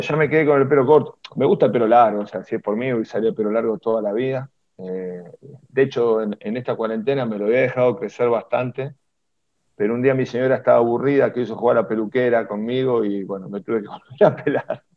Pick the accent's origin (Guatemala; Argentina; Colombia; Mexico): Argentina; Avellaneda, Buenos Aires Province; me crié en Avellaneda